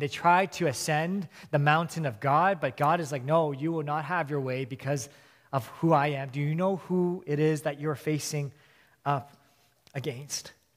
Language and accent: English; Vancouver, British Columbia, Canada; also born or lived in Hong Kong; I was born and raised in Vancouver